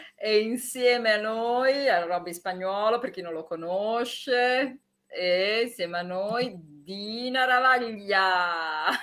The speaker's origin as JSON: {"language": "Italian", "town": "Bologna", "region": "Emilia-Romagna", "country": "Italy", "said": "io sono Bolognese"}